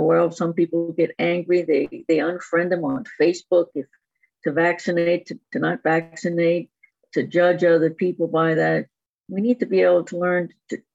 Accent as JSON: {"language": "English", "town": "New Orleans", "region": "Louisiana", "country": "United States", "said": "I'm from New Orleans, so there's a lot of strength in us Southern girls"}